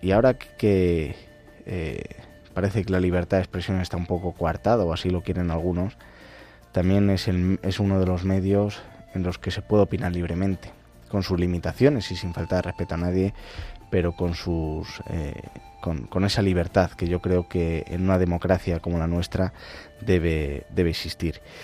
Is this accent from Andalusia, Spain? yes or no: no; Castile and León, Spain; also born or lived in Madrid; estoy mitad en Madrid, mitad en Ávila, en mi pueblo